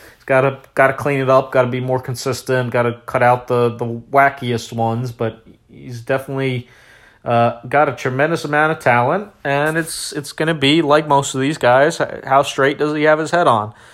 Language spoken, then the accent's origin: English; Washington, District of Columbia, United States; my hometown, uh, Washington, D C